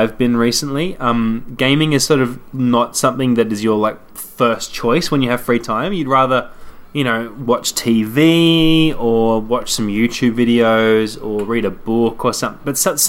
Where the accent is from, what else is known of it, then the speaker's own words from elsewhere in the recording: Australia; Yeah, so it seems that we give off this air of being anything other than Australian, which is bizarre because this is the Game Life Balance Australia.